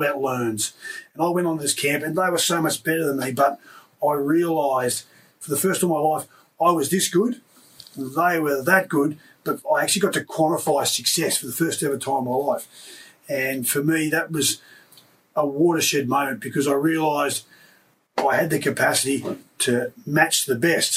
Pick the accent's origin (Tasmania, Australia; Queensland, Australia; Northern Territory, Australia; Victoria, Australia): Queensland, Australia; Wallangarra; also born or lived in Tenterfield, New South Wales; I grew up in this little town of 300 people